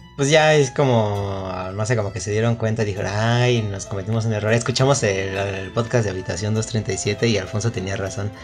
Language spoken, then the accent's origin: Spanish; Mexico; soy mexicano